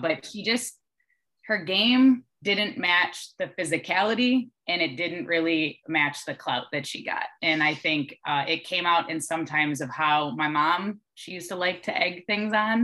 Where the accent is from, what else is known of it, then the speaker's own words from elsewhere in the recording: Dearborn Heights, Michigan, United States; moved away as an adult; now in Texas, United States; I was the kid from the Heights